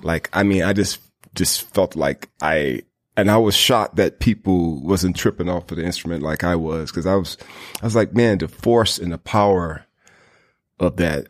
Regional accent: the South, United States; growing up in the South, you know, we got a lot of, you know, uh, black churches

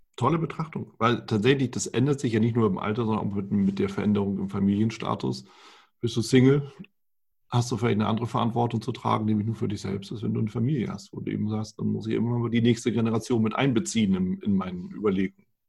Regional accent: Germany; bei uns in Deutschland

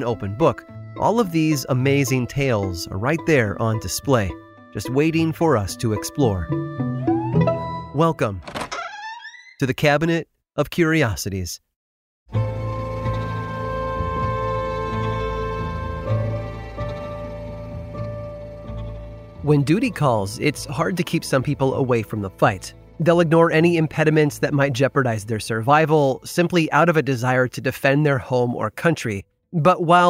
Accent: near Pontiac and Ottawa, Illinois, United States; I grew up near the Illinois towns of both Pontiac and Ottawa.

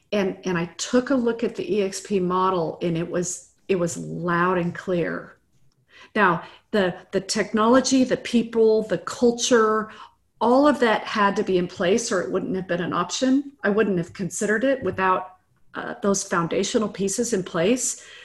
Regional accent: Midwest, United States; now in Austin, United States; I grew up in the Midwest. I'm, I'm just, I'm, I'm a nice Midwest girl. And who now lives in Austin, Texas

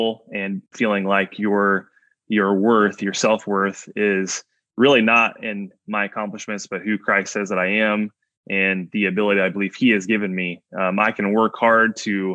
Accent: Indiana, United States; I'm from Indiana, so basketball is everything here.

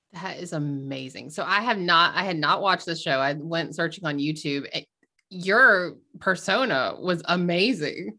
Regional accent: the South, United States; I grew up in the South

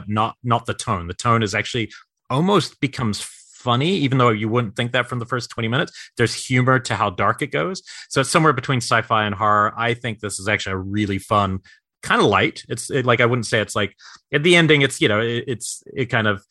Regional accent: New York City, New York, United States; I was born in Brooklyn

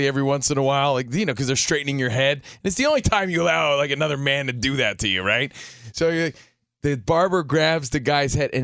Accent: New Jersey, United States; I'm from New Jersey

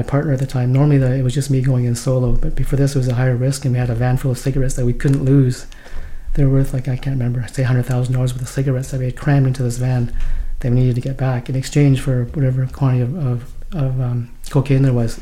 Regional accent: Vancouver, British Columbia, Canada; also born or lived in Hong Kong

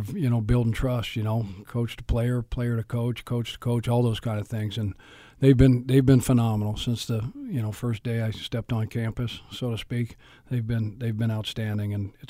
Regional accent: Boulder, Colorado, United States; I'm born and raised. I'm born in Boulder, Colorado.

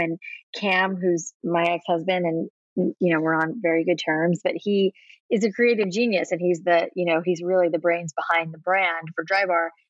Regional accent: South Florida, United States; I grew up in South Florida

